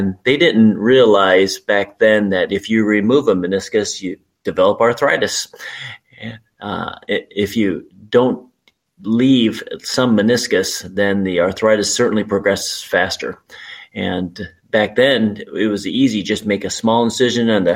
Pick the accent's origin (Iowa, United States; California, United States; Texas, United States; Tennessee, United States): Iowa, United States; Urbandale; also born or lived in Charlotte, North Carolina; I grew up in Urbandale, Iowa, which is a suburb of Des Moines.